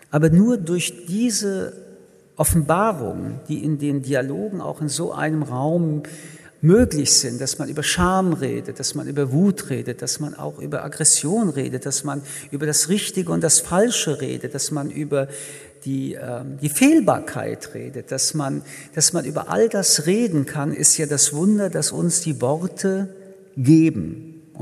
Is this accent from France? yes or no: yes; Paris, Île-de-France, France; Ich komme, wie gesagt, aus Paris